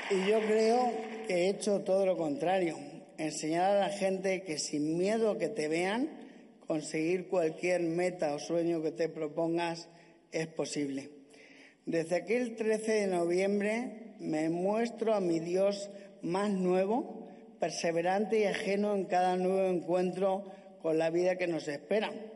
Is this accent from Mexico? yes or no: no; Castilla-La Mancha, Spain; en mi tierra, en mi casa, con mi gente